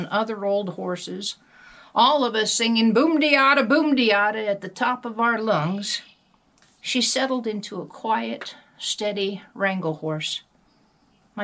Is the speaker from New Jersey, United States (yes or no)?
no; Wyoming, United States; I'm from Wyoming, and because I'm a camp wrangler, people often assume I grew up on a ranch, which wasn't the case at all. My mother was a kindergarten teacher. We lived in town